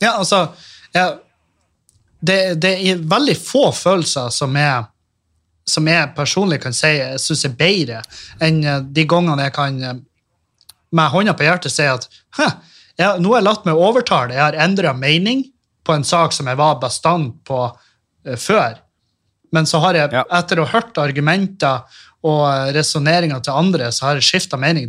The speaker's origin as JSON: {"language": "Norwegian", "town": "Meløy", "region": "Nordland", "country": "Norway", "also_born_or_lived": "Trondheim", "moved": "as an adult", "said": "jeg flytta fra Meløy"}